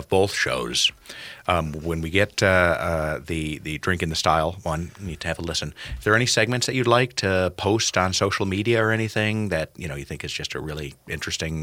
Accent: Buffalo, New York, United States; moved away; I'm from Buffalo, New York, originally

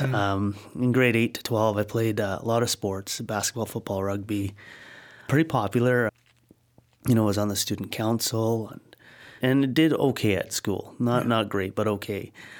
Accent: Cranbrook, British Columbia, Canada; also born or lived in Blairmore; now in Abbotsford, Canada; so we grew up in Blairmore and Cranbrook, and then arrived in Abbotsford in 85.

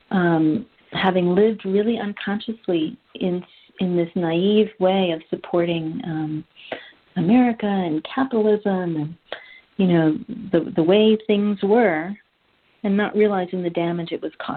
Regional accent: New York City, New York, United States; I grew up in Manhattan, New York

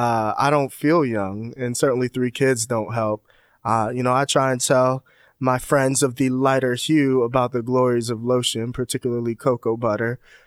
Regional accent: Northern Virginia, United States; I grew up mostly right outside of D.C. in Northern Virginia. It was just me and my mom. Growing up, my mom loved the Lord, and she wanted me to love the Lord. And so we were in church.

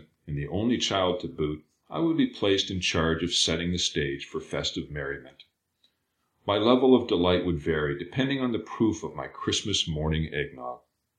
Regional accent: Billings, Montana, United States; moved away as an adult; now in Chicago, United States; I grew up in Billings, Montana. In the wake of my undergraduate education, I fled to Chicago, forsaking my hometown

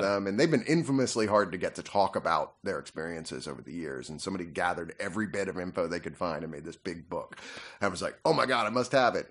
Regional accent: Fredericksburg, Virginia, United States; I grew up in Fredericksburg, Virginia, which is one of the oldest towns in America

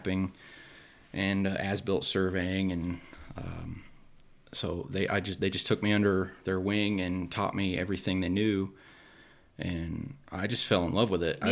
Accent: Kansas City, United States; moved away; I grew up in Kansas City

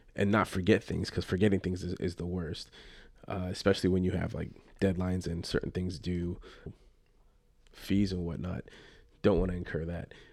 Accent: Los Angeles, California, United States; I'm from the Los Angeles area and grew up a, a Dodger fan

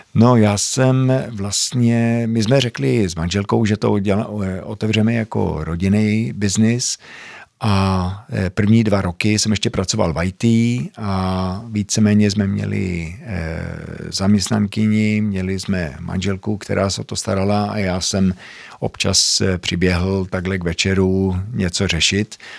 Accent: Sweden; accent: Zlín; moved away as an adult; also born or lived in Zlín, Czech Republic; 25 let ve Švédsku, vyrůstal jsem vlastně od pěti let, takže i proto moje čeština je takováhle směšná

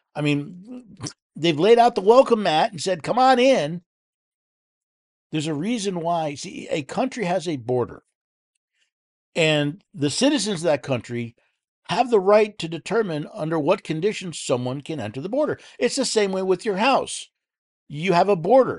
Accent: New York City, New York, United States; moved away; I, I was born in New York City. Lived there as a child

